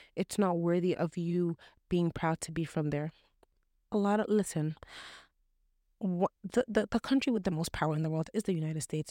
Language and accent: English; Canada; also born or lived in Toronto; I'm just as Canadian as you